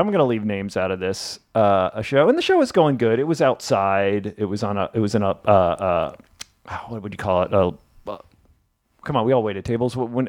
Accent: Memphis, Tennessee, United States; I'm not Jewish and I'm from Memphis.

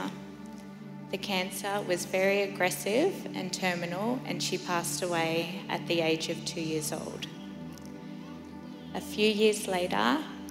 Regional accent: Inverell, New South Wales, Australia; moved away as an adult; also born or lived in Sunshine Coast, Queensland; I was born in Inverell, New South Wales. I went to a Catholic school

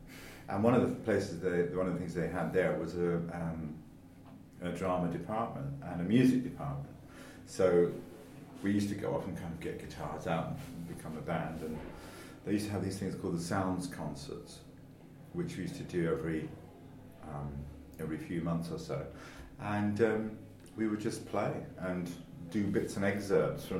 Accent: London, United Kingdom; also born or lived in Thouars, France; I grew up in North London in a very kind of like regular house

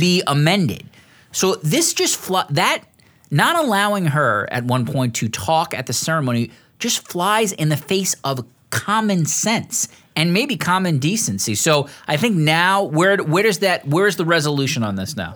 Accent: United States; as an American

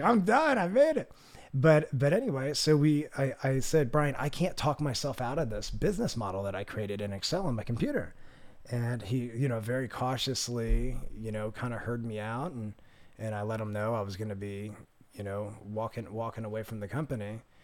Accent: suburbs of Philadelphia, Pennsylvania, United States; now in Southern California, United States; I grew up about, uh, half an hour south of Philadelphia in the suburbs of Philadelphia, which is right on the border of Pennsylvania and Delaware

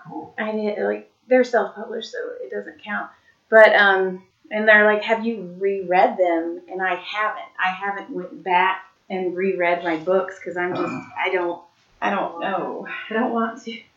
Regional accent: Madera, California, United States; moved away; I'm from Madera

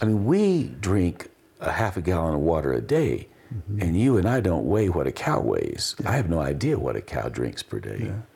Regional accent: Appalachian Mountains, United States; now in Taos, United States; I grew up in the Appalachian Mountains

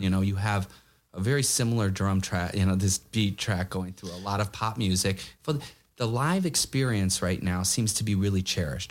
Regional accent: United States; now in New York, United States; as American

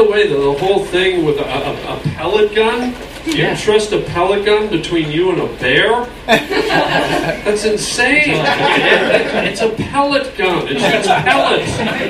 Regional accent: Toronto, Ontario, Canada; I'm from Toronto originally.

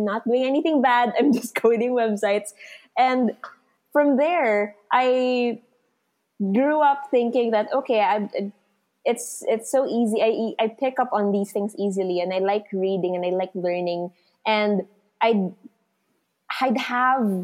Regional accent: Santa Rosa, Calabarzon, Philippines; I'm from Santa Rosa, Laguna

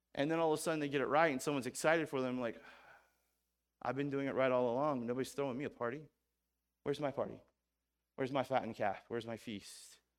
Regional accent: Missouri, United States; I'm from Missouri

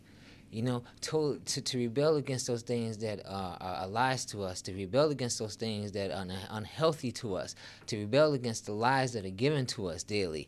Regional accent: Chicago, Illinois, United States; also born or lived in Baltimore / Oklahoma; The way I grew up, Tariq, I was born in Baltimore, moved to Oklahoma, and then to Chicago.

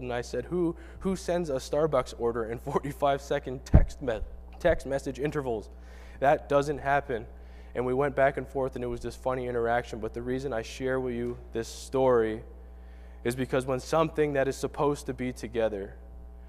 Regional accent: Canada; moved away; I'm from Canada

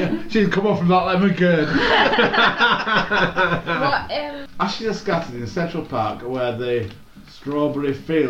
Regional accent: Yorkshire and the Humber, United Kingdom; I'm from Yorkshire

